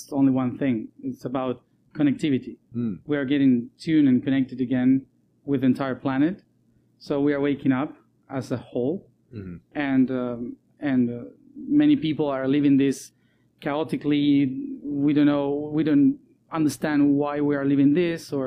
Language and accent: English; Argentina; also born or lived in Europe; I was born in Argentina. I'm also Italian, but mainly Argentinian.